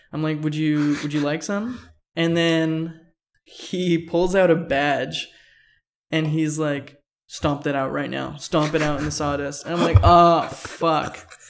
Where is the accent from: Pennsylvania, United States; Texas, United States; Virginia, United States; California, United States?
California, United States; Fullerton; I grew up skating around Fullerton